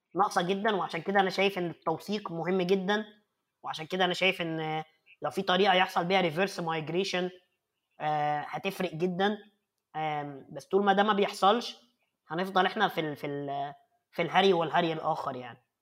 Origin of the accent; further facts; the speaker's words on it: Egypt; moved away as an adult; now in Germany; وأنا نفسي طالع من مصر، أنا يعني ما، ما اتولدتش هنا.